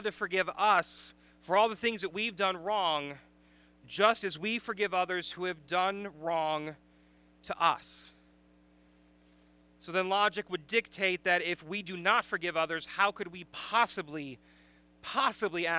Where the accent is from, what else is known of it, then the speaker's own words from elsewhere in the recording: Chicago, Illinois, United States; moved away; I am from the Chicagoland area